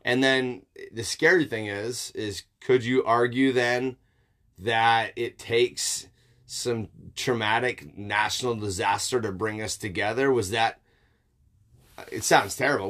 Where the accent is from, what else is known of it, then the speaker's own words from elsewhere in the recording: United States; I'm also an American